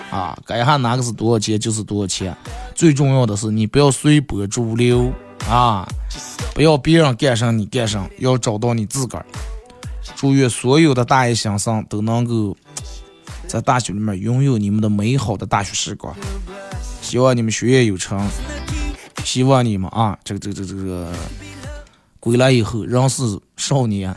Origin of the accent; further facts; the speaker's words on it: Bayannur, Inner Mongolia, China; 咱们好客的白鸭闹耳啊，咱们美丽的富饶的内蒙古大草原